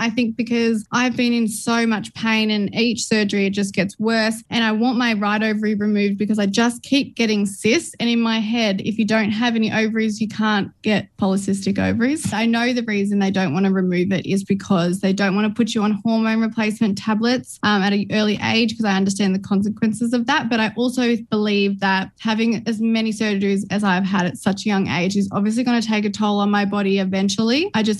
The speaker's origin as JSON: {"language": "English", "town": "Melbourne", "region": "Victoria", "country": "Australia", "tie": "born or raised there", "said": "I grew up in Melbourne in the western suburbs, and I've got two sisters and an older brother."}